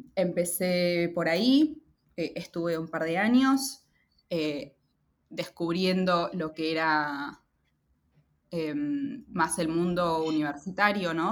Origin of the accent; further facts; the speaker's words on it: Lima, Peru; moved away as an adult; now in Buenos Aires, Argentina; Lima, que es eh, la ciudad donde nací y crecí, en Lima, eh, en Perú.